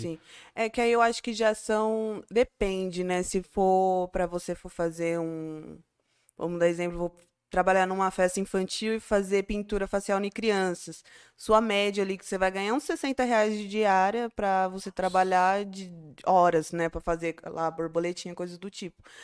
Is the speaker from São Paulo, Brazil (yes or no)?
yes; Barueri, São Paulo, Brazil; now in Campo Limpo Paulista, Brazil; depois que eu saí de Barueri, que eu cresci